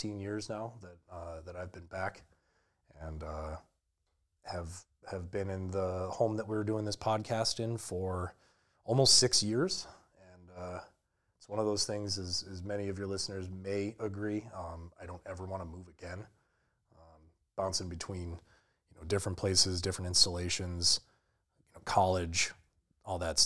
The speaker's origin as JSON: {"language": "English", "region": "Western New York", "country": "United States", "tie": "born or raised there", "also_born_or_lived": "Boston, Massachusetts", "said": "is originally from the Northeast and moved out here to the lovely, gray, barren wasteland of Western New York in early elementary school."}